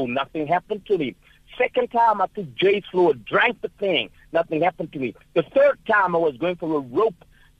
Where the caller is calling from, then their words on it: Durban, KwaZulu-Natal, South Africa; I am calling from Durban indeed.